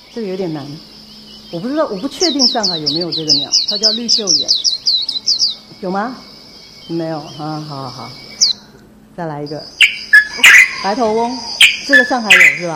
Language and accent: Chinese; Taiwan; 我是台湾来的